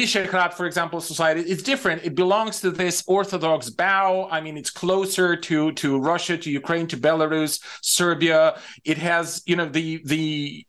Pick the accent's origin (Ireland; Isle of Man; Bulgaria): Bulgaria; moved away; I'm mostly Bulgarian